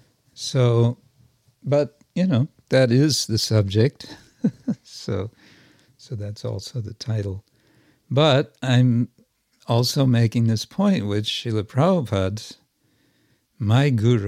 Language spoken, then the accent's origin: English; India; Because they're Indian. and I'm Indian